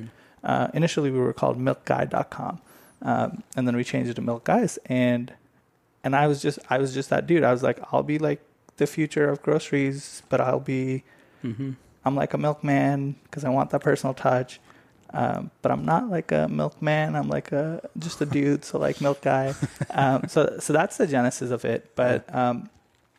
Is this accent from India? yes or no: yes; India; now in United States; I grew up in India